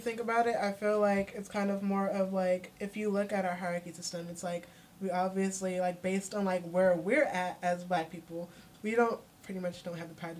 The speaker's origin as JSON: {"language": "English", "town": "Oakland", "region": "California", "country": "United States", "tie": "born or raised there", "said": "I mean, it's like kind of like just like growing up in Oakland in general."}